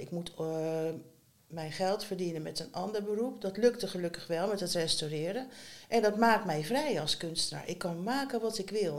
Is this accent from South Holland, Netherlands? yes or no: yes; Schiedam, South Holland, Netherlands; moved away as an adult; also born or lived in Rotterdam; now in Ede, Netherlands; ik ben opgegroeid in Schiedam.